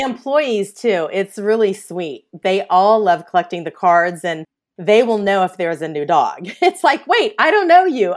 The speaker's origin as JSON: {"language": "English", "town": "Kansas City", "region": "Missouri", "country": "United States", "tie": "born or raised there", "also_born_or_lived": "Orange, California", "moved": "as an adult", "lives_now": "Los Angeles, United States", "said": "I'm originally from Kansas City, Missouri."}